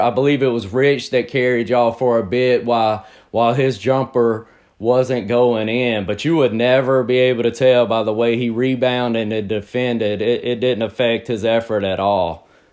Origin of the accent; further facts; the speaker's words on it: Picayune, Mississippi, United States; I'm born and raised in Picayune, Mississippi